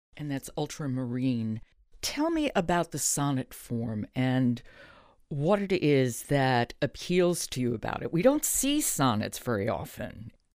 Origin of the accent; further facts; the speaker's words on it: New York, United States; I'm from New York, another place that you really do get made fun of a lot